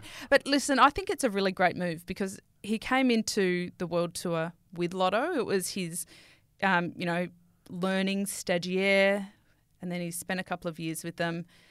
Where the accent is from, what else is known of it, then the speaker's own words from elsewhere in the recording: Sydney, New South Wales, Australia; I'm from Western Sydney